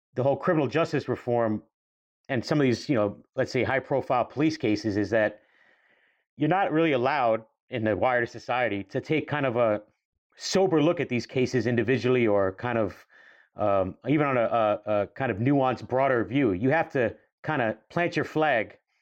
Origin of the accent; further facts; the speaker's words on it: New York, United States; we grew up in New York in the nineties, even on Staten Island